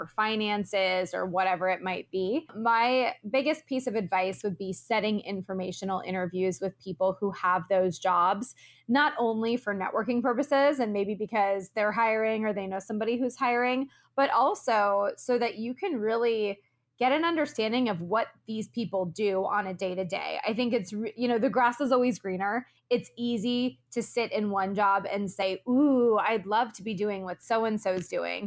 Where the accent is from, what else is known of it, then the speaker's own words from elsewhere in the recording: Florida, United States; moved away as an adult; also born or lived in Orlando, Florida; now in Los Angeles, United States; I'm originally from Florida. I immediately after graduation moved across the country to Los Angeles, where I live today.